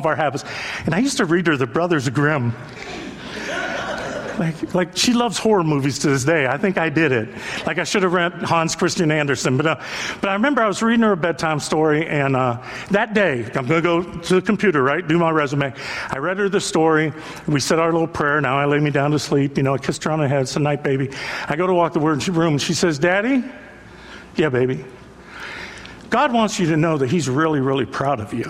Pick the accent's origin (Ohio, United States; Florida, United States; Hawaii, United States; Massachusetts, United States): Ohio, United States; Youngstown; I grew up in Youngstown, Ohio